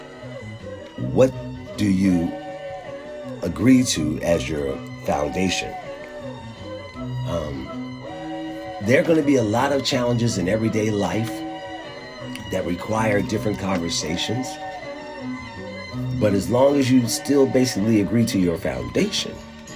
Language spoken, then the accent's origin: English; Philadelphia, Pennsylvania, United States; Growing up in Philadelphia, I learned to compartmentalize before I knew what I was doing